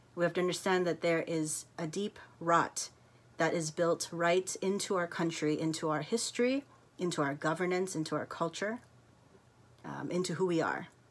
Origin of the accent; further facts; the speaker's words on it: United States; accent: American; moved away; also born or lived in South Africa; it's America, um, which is where I'm from, as you can tell by the accent